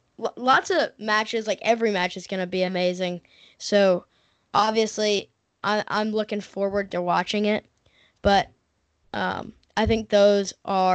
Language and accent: English; Tennessee, United States; I'm from Tennessee